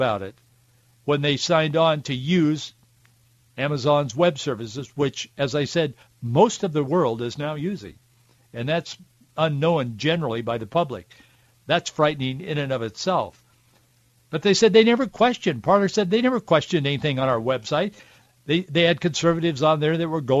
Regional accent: Yakima Valley, Washington, United States; growing up in the Yakima Valley

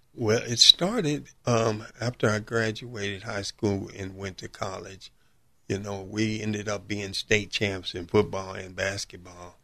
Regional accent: Chicago, Illinois, United States; Born and raised in Chicago, South Side, South suburb of Chicago

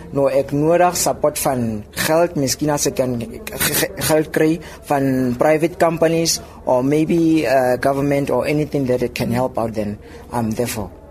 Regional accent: Lengli, Free State, South Africa; Ek kom van Lengli af hier in die Vrystaat

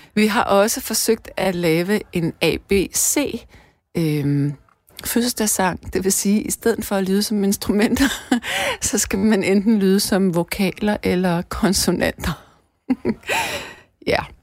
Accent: Denmark; vi danskere

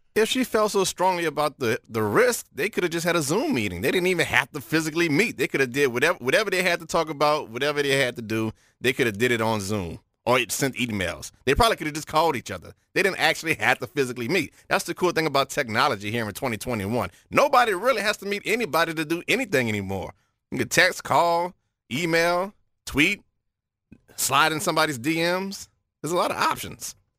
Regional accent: New Orleans, Louisiana, United States; I'm from New Orleans

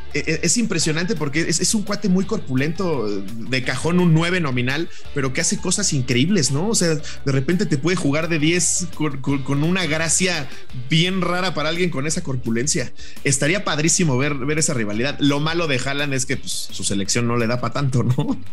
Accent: Mexico

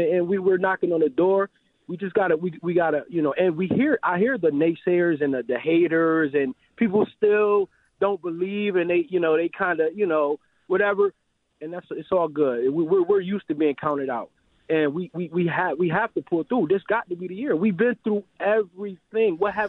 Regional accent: Rochester, New York, United States; And I'm from Rochester. I didn't realize we had a hometown team, per se, right in our backyard, you know, 50 miles away. And I'm living in Maryland at this time.

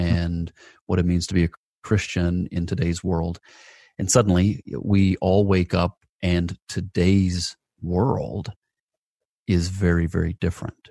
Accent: Atlanta, Georgia, United States; my hometown of, of Atlanta, Georgia

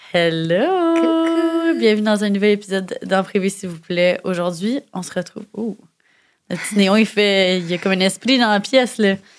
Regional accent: Montreal, Quebec, Canada; j'avais de la misère à accepter plus jeune que je venais de Montréal

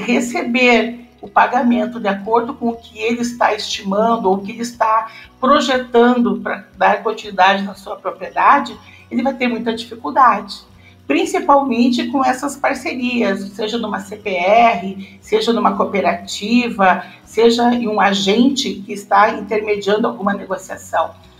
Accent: Sobradinho, Rio Grande do Sul, Brazil; Nasci né, em 1966, numa localidade no interior de Sobradinho, que é um município na região central aqui do Rio Grande do Sul

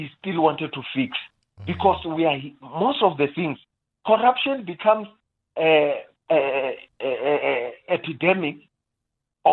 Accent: South Africa; as South African, a responsible South African

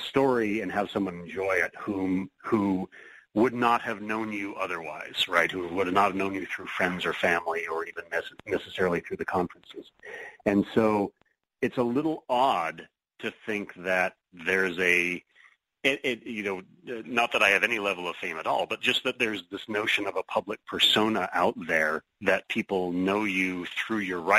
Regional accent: Seattle, Washington, United States; Seattle Mystery Bookshop, my hometown mystery hub

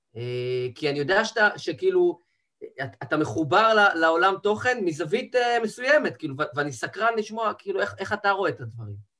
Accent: Rehovot, Central District, Israel; now in Tel Aviv, Israel; גדלתי בבית דתי, ציונות דתית, מבחני עליו, מרחובות

